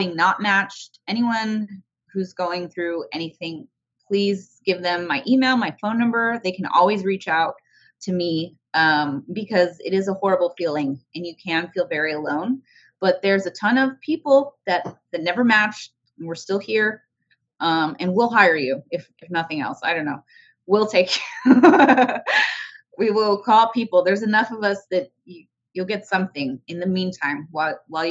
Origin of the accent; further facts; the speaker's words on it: El Paso, Texas, United States; moved away; I'm from El Paso.